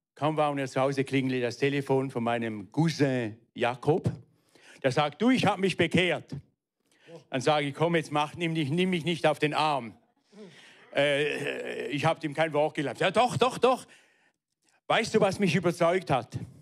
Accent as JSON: {"language": "German", "town": "Weinfelden", "region": "Thurgau", "country": "Switzerland", "tie": "born or raised there", "also_born_or_lived": "Frauenfeld", "said": "Ich bin aufgewachsen in Weinfelden"}